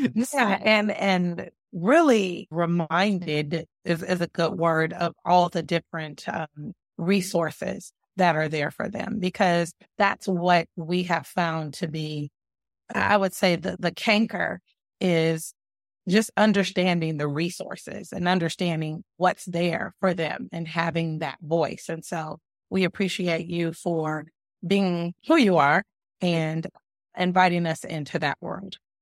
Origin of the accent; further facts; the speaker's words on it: Los Angeles, California, United States; now in Hampton Roads, United States; I'm from Los Angeles, California